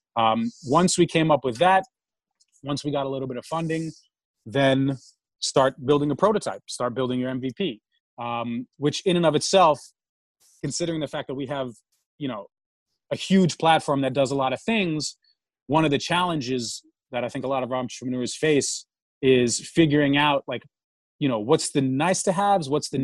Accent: New York City, New York, United States; also born or lived in Moscow, Russia; I grew up in New York. Grew up in New York City, living in Manhattan.

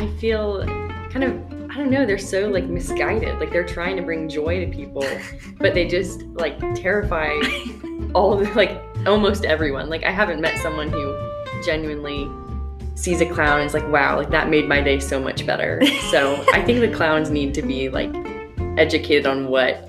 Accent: Brentwood, Tennessee, United States; moved away as an adult; now in Knoxville, United States; just a little bit south of Nashville in Brentwood

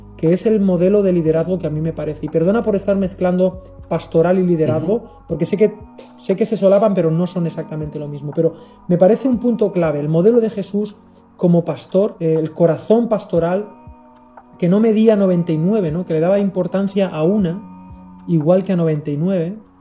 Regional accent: Spain; también como español

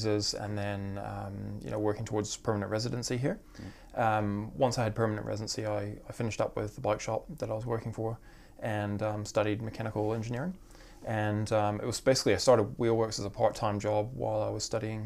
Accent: Vancouver Island, British Columbia, Canada; moved away as an adult; also born or lived in South of England; now in Wellington, New Zealand; I was born in Vancouver and grew up on Vancouver Island

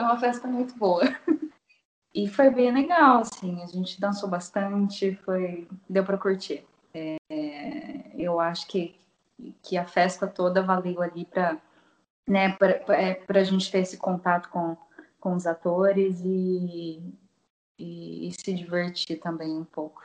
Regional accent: Assis, São Paulo, Brazil; sou de Assis, interior de São Paulo

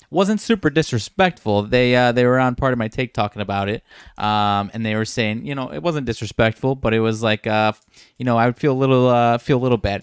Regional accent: Rockford, Illinois, United States; one of my guys from my hometown area, Fred Van Fleet

